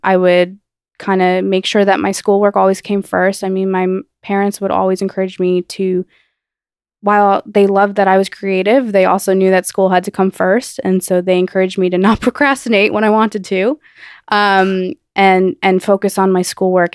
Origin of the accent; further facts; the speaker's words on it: New Jersey, United States; I grew up in New Jersey